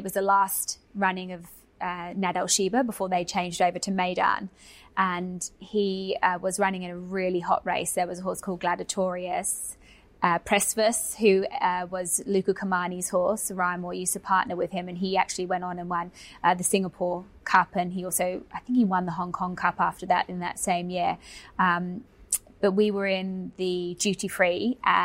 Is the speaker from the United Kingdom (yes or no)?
yes; England, United Kingdom; now in Australia; I'm English